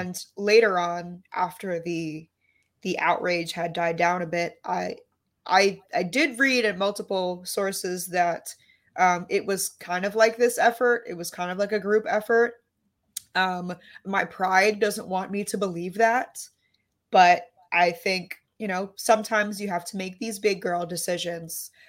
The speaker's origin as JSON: {"language": "English", "town": "New York City", "region": "New York", "country": "United States", "tie": "born or raised there", "said": "I grew up in Lower Manhattan"}